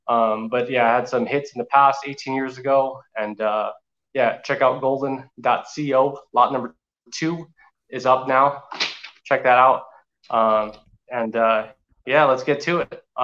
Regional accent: Santa Clarita, California, United States; moved away as an adult; now in Reno, United States; I grew up in the Santa Clarita, California area

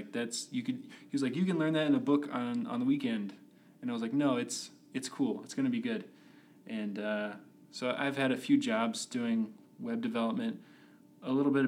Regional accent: Stephenville, Texas, United States; moved away as an adult; now in Utah, United States; I grew up in Stephenville, Texas.

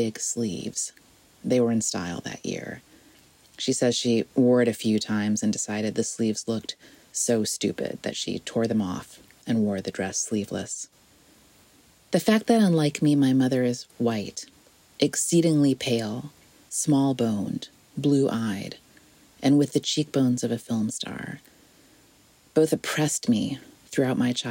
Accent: South Bend, Indiana, United States; where I was growing up in South Bend, Indiana

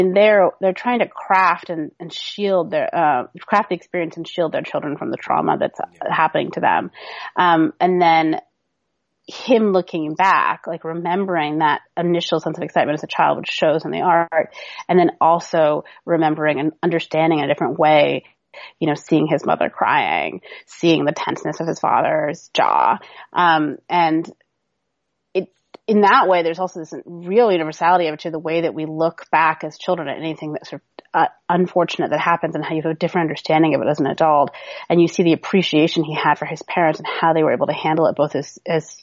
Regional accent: Seattle, Washington, United States; I grew up in Seattle, Washington

